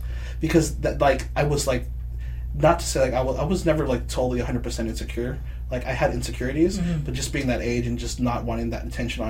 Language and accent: English; Torrance, California, United States; I grew up, like, in the South Bay area.